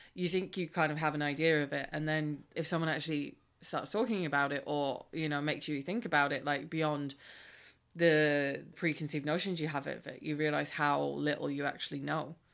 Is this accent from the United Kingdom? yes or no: no; Ireland; as an Irish person